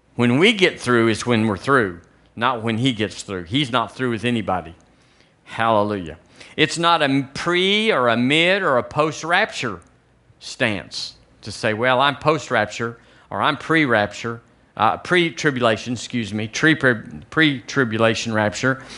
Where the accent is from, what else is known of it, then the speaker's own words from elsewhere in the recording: United States; also born or lived in Tuscaloosa, Alabama; we're American